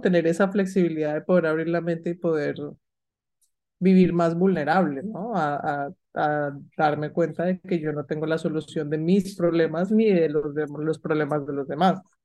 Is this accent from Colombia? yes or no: yes; Colombia; moved away; yo recuerdo haber viajado a Colombia porque yo soy colombiana, pero no estaba viviendo en Colombia